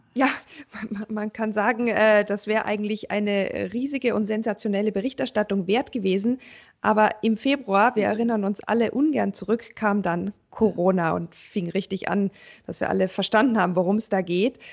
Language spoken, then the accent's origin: German; Germany; bei uns in Deutschland